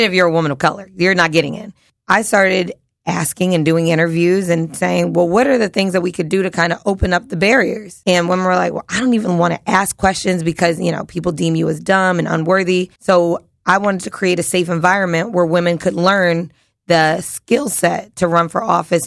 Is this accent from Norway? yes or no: no; Philadelphia, Pennsylvania, United States; I'm a kid from South Philly